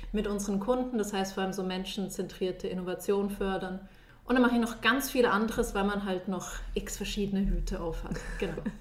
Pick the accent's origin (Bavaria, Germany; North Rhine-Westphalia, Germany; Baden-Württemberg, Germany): Bavaria, Germany; Munich; moved away as an adult; now in Switzerland; Ich komme eigentlich aus München und bin mit 18 in die Schweiz gekommen, um Physik zu studieren.